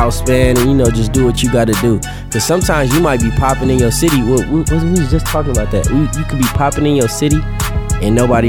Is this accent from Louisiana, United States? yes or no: no; the Bay Area, California, United States; I'm from the Bay.